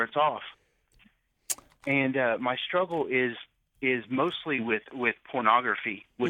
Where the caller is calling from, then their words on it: Richland, Missouri, United States; I'm calling from Missouri, Richland, Missouri. It's a little small hick town in Missouri. It's small.